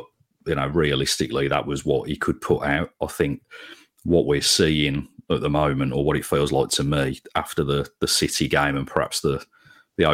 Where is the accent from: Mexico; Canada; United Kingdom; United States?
United Kingdom; Sutton Coldfield, West Midlands; having grown up really in the 90s, and growing up in Sutton Coldfield, I went to school with more United fans than Blue Noses.